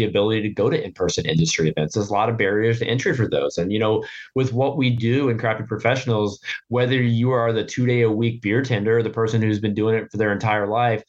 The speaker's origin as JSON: {"language": "English", "town": "Norfolk", "region": "Virginia", "country": "United States", "tie": "born or raised there", "said": "my hometown of Norfolk, Virginia"}